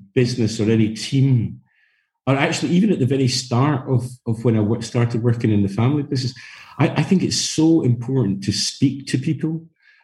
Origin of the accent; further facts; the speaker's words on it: Glasgow, Scotland, United Kingdom; I come from Scotland. My background is Glasgow, and actually brought up working in a family business